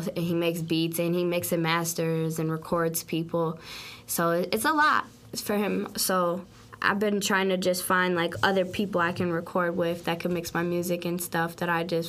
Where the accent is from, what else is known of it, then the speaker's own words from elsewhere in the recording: St. Paul, Minnesota, United States; St. Paul, Minnesota is definitely not where I want to stay for the rest of my life